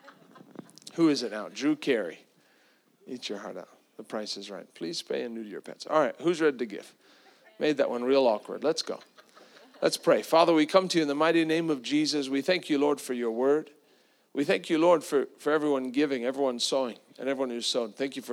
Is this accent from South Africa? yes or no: yes; South Africa; now in Tampa, United States; I grew up with that in South Africa